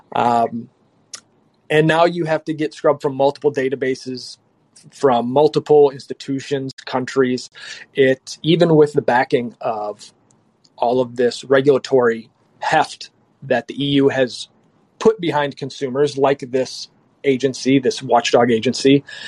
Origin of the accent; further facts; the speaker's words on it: United States; we're from the U.S.